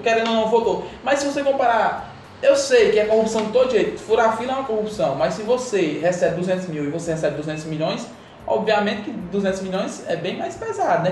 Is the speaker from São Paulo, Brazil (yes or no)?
no; Patos, Paraíba, Brazil; do sertão paraibano, é, eu sou da cidade de Patos